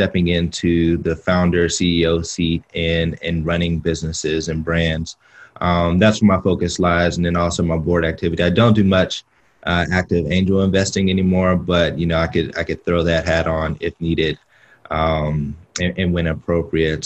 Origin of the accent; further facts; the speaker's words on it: Pittsburgh, Pennsylvania, United States; I'm from Pittsburgh, Pennsylvania, you know, a small Midwestern city.